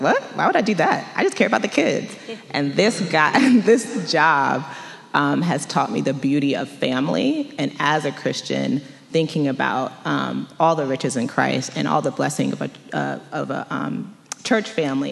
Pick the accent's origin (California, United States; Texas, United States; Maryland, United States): Maryland, United States; Montgomery County; moved away as an adult; now in Washington, DC, United States; I grew up in Montgomery County, Maryland, which is about 45 minutes, depending on where you are in the, in the county from DC